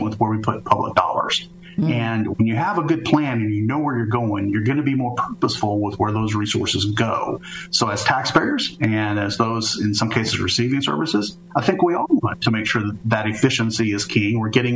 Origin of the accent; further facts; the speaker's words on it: Edmond, Oklahoma, United States; I was raised just outside of Oklahoma City in a small town called Edmond, Oklahoma